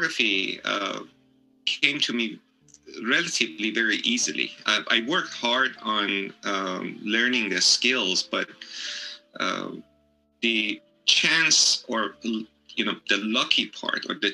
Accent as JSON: {"language": "English", "country": "Iran", "also_born_or_lived": "San Francisco, California", "moved": "yes", "lives_now": "Hawaii, United States", "said": "I'm originally from Iran, but I spent most of my life in the United States, most of that particular portion of my life in Hawaii"}